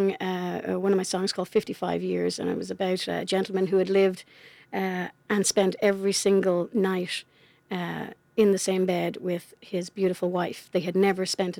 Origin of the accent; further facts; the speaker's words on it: County Wexford, Leinster, Ireland; also born or lived in Charlottetown, Canada; now in Canada; I grew up in Ireland